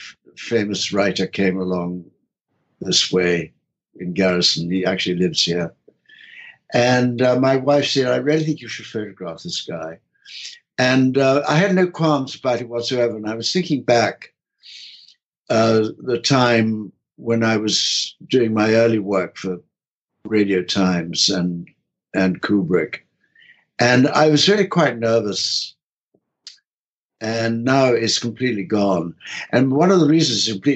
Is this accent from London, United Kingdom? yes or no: yes; London, United Kingdom; I was from London